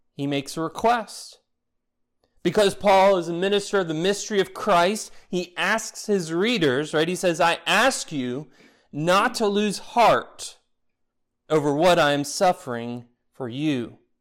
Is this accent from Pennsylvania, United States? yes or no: no; Florida, United States; growing up in Florida